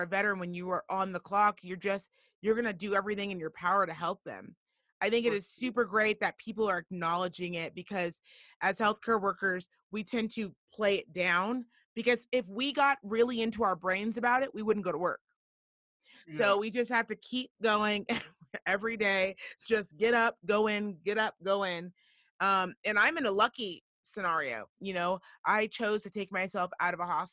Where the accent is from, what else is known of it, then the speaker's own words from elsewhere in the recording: Reno, Nevada, United States; I'm from Reno, Nevada